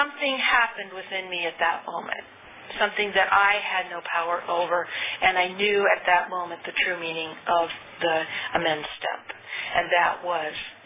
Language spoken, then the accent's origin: English; California, United States; also born or lived in Arizona; I was born and raised in California